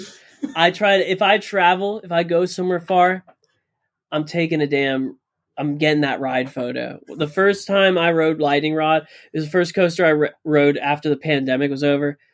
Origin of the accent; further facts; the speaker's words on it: Florida, United States; I grew up in Florida